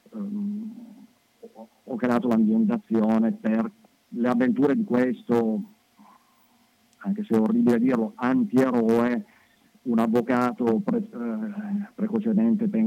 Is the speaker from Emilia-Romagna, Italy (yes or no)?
no; Turin, Piedmont, Italy; sì, io sono torinese